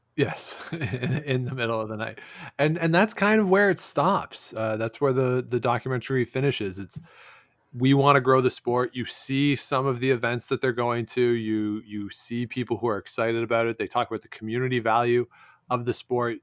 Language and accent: English; Canada; born or raised there